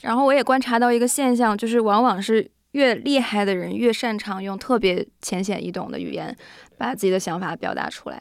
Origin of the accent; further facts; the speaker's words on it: Northeast China, China; accent: Northeastern (Dongbei); moved away; also born or lived in Singapore / United States; 然后因为我是东北人嘛